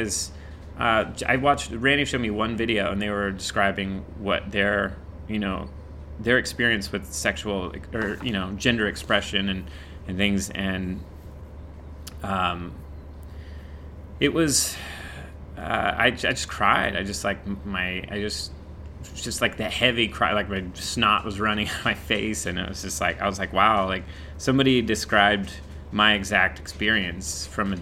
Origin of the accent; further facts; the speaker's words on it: Indiana, United States; moved away as an adult; now in Los Angeles, United States; I grew up in Indiana, went straight to makeup school, and right after makeup school, I went straight